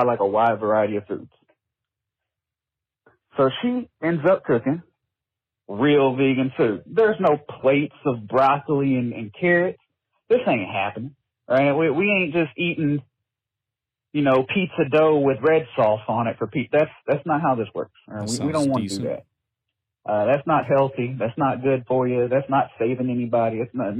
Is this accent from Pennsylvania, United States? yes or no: no; Tennessee, United States; born or raised there